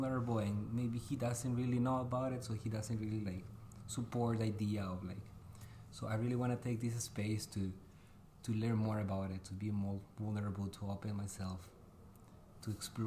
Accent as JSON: {"language": "English", "country": "Costa Rica", "tie": "born or raised there", "moved": "as an adult", "lives_now": "Fargo-Moorhead, United States", "said": "I was born and raised in Costa Rica"}